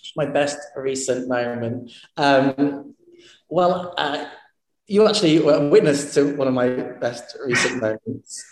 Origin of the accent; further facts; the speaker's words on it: Harrogate, Yorkshire and the Humber, United Kingdom; also born or lived in Stoke-on-Trent; I was born in Stoke-on-Trent, um, and uh, my parents were both cabaret performers. They were kind of both working class people that had kind of sung their way up the social ladder a little bit. Um, and then we moved to Yorkshire. Um, and I grew up there in a place called Harrogate